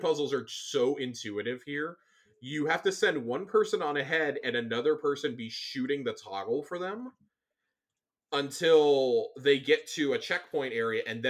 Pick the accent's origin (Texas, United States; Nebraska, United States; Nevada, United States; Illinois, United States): Texas, United States; I'm from Texas.